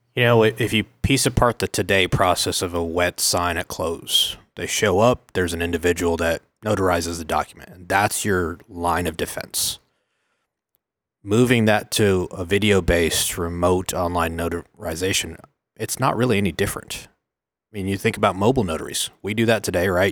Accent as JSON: {"language": "English", "town": "Oklahoma City", "region": "Oklahoma", "country": "United States", "tie": "born or raised there", "said": "I was born and raised in Oklahoma City, tenth and council."}